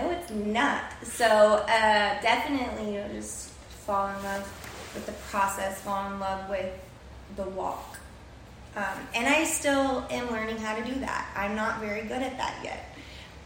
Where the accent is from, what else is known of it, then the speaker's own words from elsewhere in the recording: San Antonio, Texas, United States; moved away as an adult; now in Miami, United States; I am from San Antonio, Texas